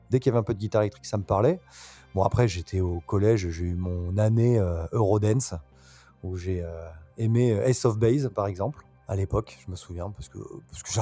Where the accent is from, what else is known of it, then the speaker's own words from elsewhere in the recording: Bordeaux, Nouvelle-Aquitaine, France; also born or lived in Nantes; Alors moi, je suis né à Nantes. J'ai beaucoup bougé. Euh, mon père étant muté, ayant été muté, pardon, souvent. Donc j'ai pas mal bougé, mais j'ai passé une grande partie de ma vie à Bordeaux, une partie de mon enfance.